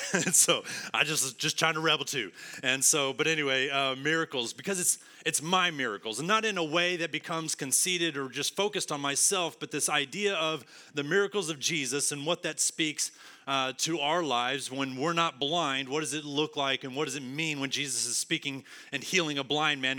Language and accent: English; West Texas, United States; now in Arlington, United States; I'm from West Texas